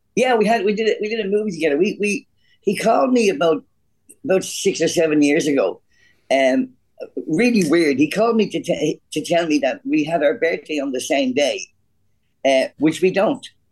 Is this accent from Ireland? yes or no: yes; Ireland; I'm an Irish kid from a, from, a, from a, quite a poor neighborhood